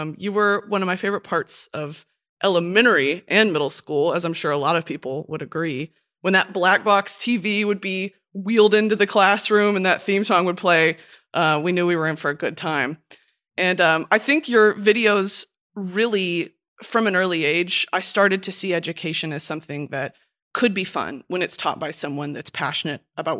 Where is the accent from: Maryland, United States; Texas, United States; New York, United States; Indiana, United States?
Texas, United States; Dallas; I have family in Dallas and Houston, but I grew up in Dallas.